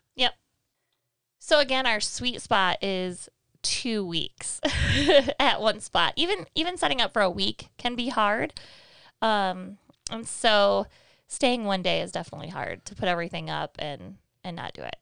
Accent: Michigan, United States; we're from Michigan

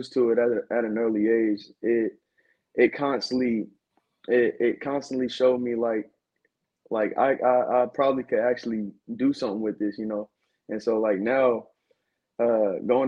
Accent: Winston-Salem, North Carolina, United States; also born or lived in Fayetteville, North Carolina; now in Raleigh, United States; I'm originally from Winston-Salem, North Carolina. Went to high school in Fayetteville, North Carolina at Southview High School

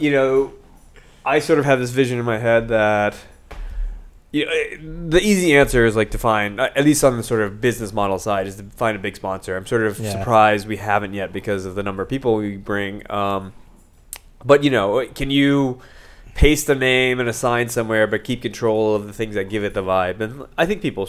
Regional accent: Texas, United States; also born or lived in Manhattan, New York; now in New York City, United States; I'm from Texas

